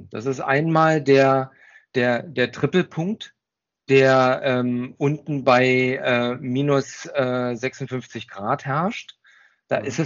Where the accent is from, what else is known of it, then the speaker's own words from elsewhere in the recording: Berlin, Germany; Ich bin waschechter Berliner, was man eventuell vielleicht nicht hört.